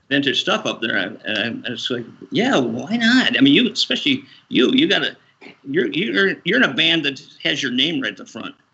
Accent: Rockford, Illinois, United States; I'm a guy from Rockford, Illinois

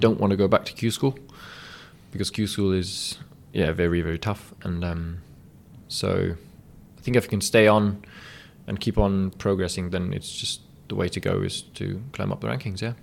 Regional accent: Berlin, Germany; it's my hometown

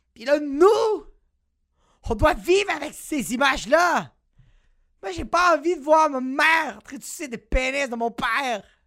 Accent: Montreal, Quebec, Canada; moi je viens de Montréal

